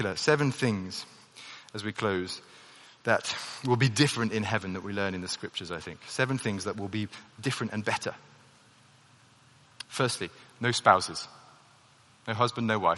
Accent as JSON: {"language": "English", "country": "United Kingdom", "said": "the national identity that I have, being British does actually occupy a reasonable part of my identity"}